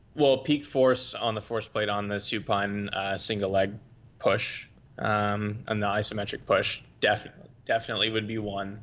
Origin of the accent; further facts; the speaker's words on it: Boston, Massachusetts, United States; moved away as an adult; also born or lived in Europe / New Zealand / Florida; I'm from Boston, Massachusetts. Grew up wrestling and playing lacrosse, your typical Northeastern United States niche sports